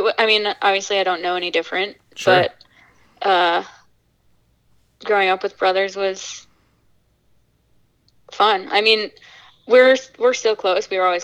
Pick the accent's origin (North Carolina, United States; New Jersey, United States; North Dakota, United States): North Dakota, United States; Fargo; born there; also born or lived in Minnesota; Yes. Well, technically I was born in Fargo, North Dakota.